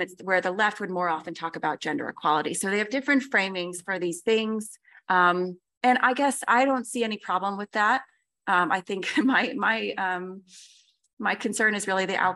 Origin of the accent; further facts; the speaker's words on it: United States; I'm American